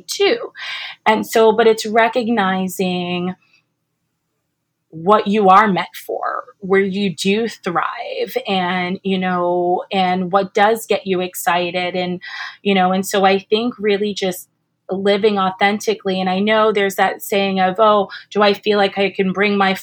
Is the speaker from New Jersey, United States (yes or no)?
yes; New Jersey, United States; I'm from Jersey originally